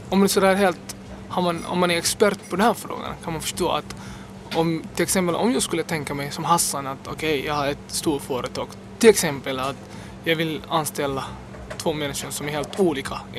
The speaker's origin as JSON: {"language": "Swedish", "country": "Finland", "said": "jag har passen och jag är finländare"}